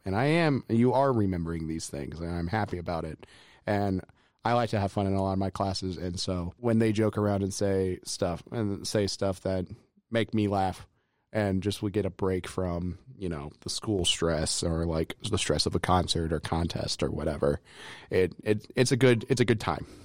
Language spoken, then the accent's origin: English; Lafayette, Indiana, United States; I grew up in Lafayette, Indiana